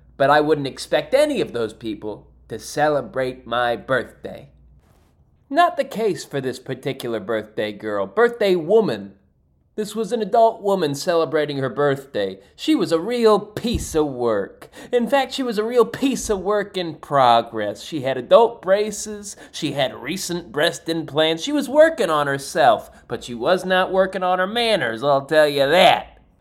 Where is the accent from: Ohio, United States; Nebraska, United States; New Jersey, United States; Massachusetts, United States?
New Jersey, United States; I am from New Jersey